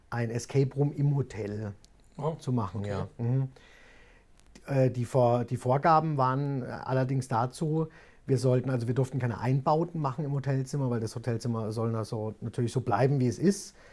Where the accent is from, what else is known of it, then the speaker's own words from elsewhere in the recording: Kuppenheim, Baden-Württemberg, Germany; also born or lived in Frankfurt / Wiesbaden / London; Also ich bin in Kuppenheim aufgewachsen, was auch jetzt nicht allzu groß ist, sage ich mal, ja. ist auch keine Großstadt.